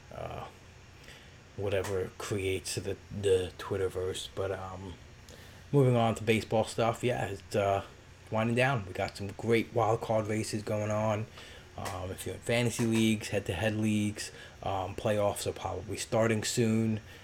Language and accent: English; New York City, New York, United States; I grew up in Brooklyn and went to school there